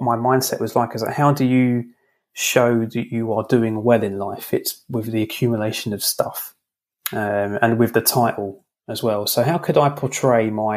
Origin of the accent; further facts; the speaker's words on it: London, United Kingdom; I'm from London